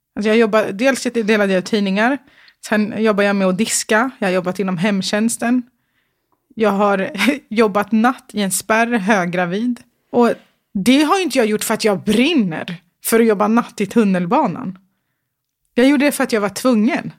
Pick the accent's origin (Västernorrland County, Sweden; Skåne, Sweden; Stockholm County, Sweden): Stockholm County, Sweden; Stockholm; Södermalm i Stockholm. Mm. Eh, Götgatan. Mm. Jättecentralt.